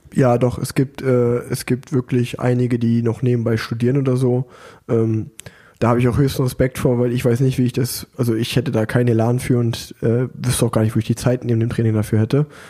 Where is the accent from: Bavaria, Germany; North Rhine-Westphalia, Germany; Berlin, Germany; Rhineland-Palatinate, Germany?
North Rhine-Westphalia, Germany; Unna; now in Cologne, Germany; in Unna, wo ich groß geworden bin